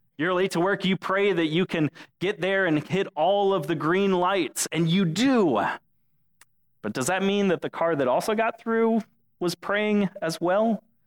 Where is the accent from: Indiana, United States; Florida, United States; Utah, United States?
Florida, United States; Englewood; now in Dunedin, United States; Englewood is is my hometown.